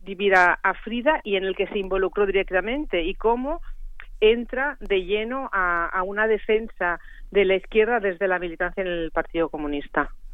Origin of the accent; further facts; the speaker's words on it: Barcelona, Catalonia, Spain; naciendo en Barcelona que es de donde soy yo